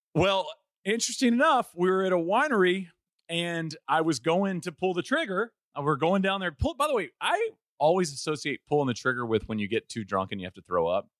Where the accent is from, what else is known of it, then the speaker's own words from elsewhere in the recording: East Texas, United States; I grew up in East Texas